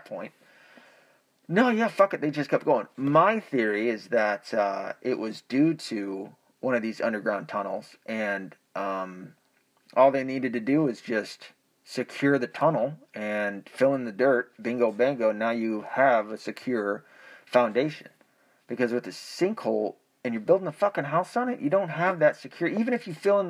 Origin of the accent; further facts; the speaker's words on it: the Ozarks, United States; I was born in the Ozarks.